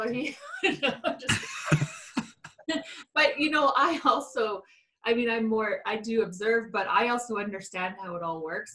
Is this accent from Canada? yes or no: yes; Canada; I'm Canadian